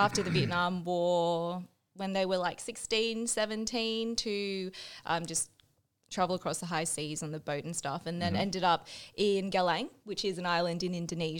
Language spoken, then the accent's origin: English; Sydney, New South Wales, Australia; English is a second language; I grew up in the Shire.